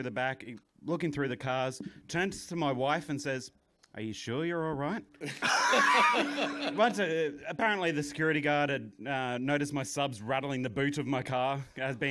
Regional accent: Australia; I'm from Australia

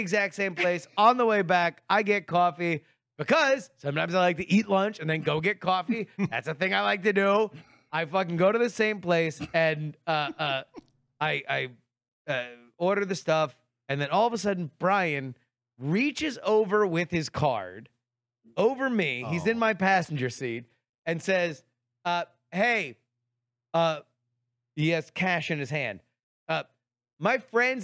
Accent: Michigan, United States; I'm from Michigan.

